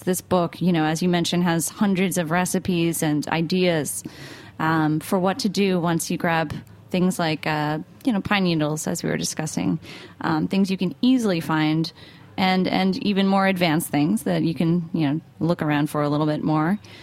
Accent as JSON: {"language": "English", "country": "United States", "said": "I'm from New York, New Jersey"}